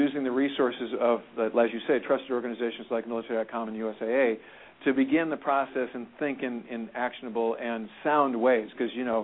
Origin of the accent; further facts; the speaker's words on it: St. Louis, Missouri, United States; I'm from St. Louis as well